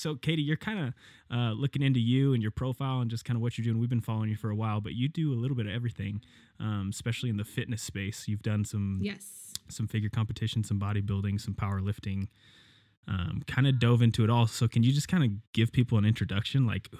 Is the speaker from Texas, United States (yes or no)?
no; Cody, Wyoming, United States; So we're from Cody, Wyoming, which most people would know is it's the east gate to Yellowstone National Park.